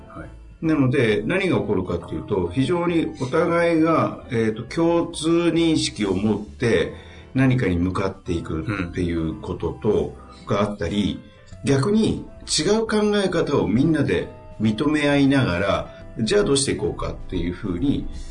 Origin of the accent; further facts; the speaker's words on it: Hiroshima, Japan; 広島県出身